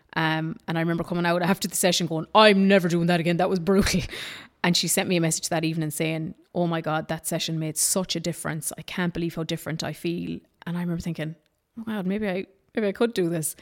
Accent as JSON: {"language": "English", "town": "Ballinagh", "region": "Ulster", "country": "Ireland", "also_born_or_lived": "Dublin / Australia", "said": "transferred me back, took me back into Ballinagh again"}